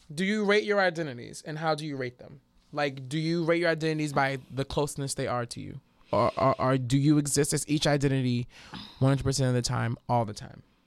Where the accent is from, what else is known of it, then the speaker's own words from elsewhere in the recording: New Orleans, Louisiana, United States; being from New Orleans